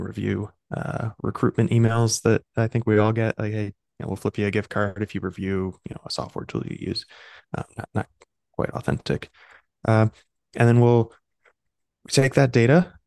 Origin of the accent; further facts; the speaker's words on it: Chicago, Illinois, United States; moved away as an adult; also born or lived in New York; I'm a Midwesterner, right? So I grew up in Chicago